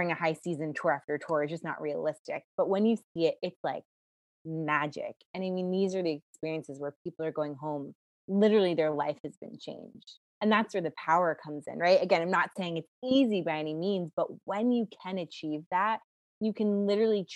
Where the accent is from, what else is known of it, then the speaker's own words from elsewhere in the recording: New York City, New York, United States; I'm from New York City.